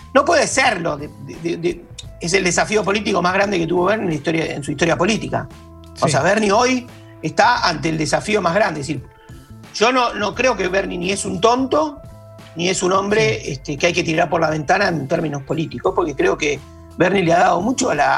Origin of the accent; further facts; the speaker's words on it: Buenos Aires, Argentina; me siento cómodo por porteño